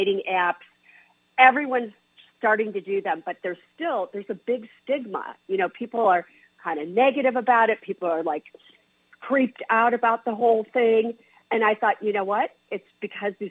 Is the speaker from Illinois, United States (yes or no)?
yes; Chicago, Illinois, United States; I grew up in Chicago